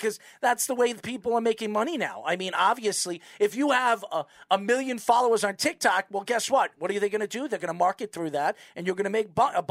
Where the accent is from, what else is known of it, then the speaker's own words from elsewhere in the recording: New York, United States; we're from New York